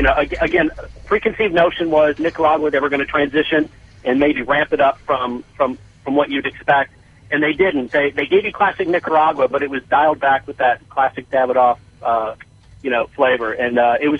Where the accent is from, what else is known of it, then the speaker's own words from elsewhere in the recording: Chicago, Illinois, United States; now in Charlotte, United States; Born and raised in Chicago, moved to Charlotte in 2000.